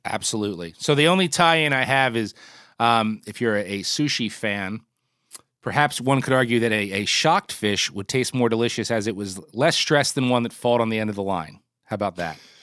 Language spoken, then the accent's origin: English; Northeast, United States; as a kid in the Northeast